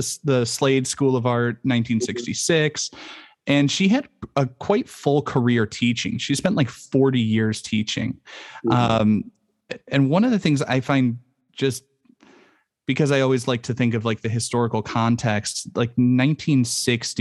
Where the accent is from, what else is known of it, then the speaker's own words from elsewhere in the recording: United States; accent: American; my American accent